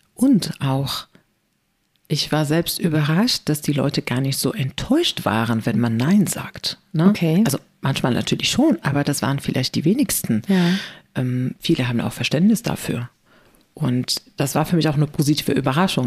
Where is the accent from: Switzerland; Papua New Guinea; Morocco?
Morocco; German is a second language; moved away as an adult; also born or lived in Spain / China; now in Germany; ich bin ja in Marokko geboren und mhm. aufgewachsen.